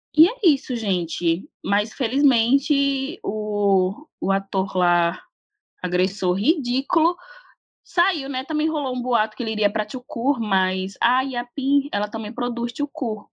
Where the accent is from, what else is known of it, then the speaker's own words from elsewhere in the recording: Brazil; Sou brasileira